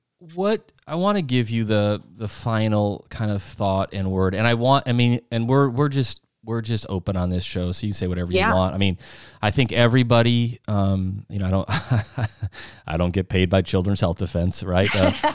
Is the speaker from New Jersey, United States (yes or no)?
no; South Dakota, United States; I grew up in Midwest, South Dakota.